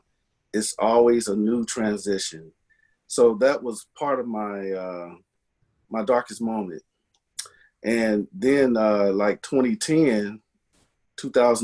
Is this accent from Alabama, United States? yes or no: no; Bay Area, California, United States; I grew up in the Bay Area, California, Northern California.